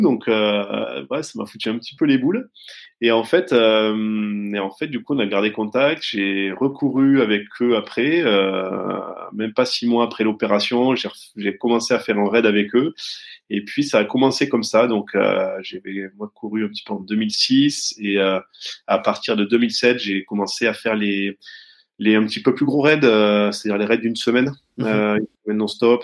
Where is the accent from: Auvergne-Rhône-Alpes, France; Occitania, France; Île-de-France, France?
Occitania, France; Rodez; je suis né à Rodez, euh, dans, dans l'Aveyron, et euh, et du coup, bon, euh, oh, j'ai voilà grandi avec avec ma mère